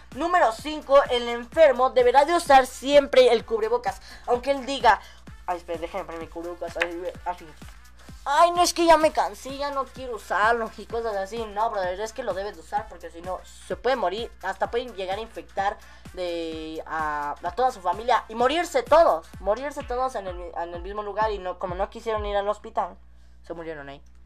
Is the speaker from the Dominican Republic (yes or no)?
no; Mexico; somos los mexicanos somos muy arquitectos desde tiempos viejitos